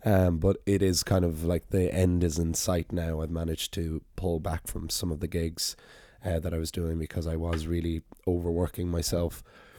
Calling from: Dublin, Leinster, Ireland; yes, I'm recording still from Dublin

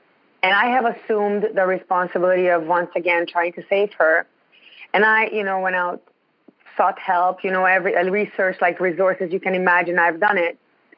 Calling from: Ontario, Canada

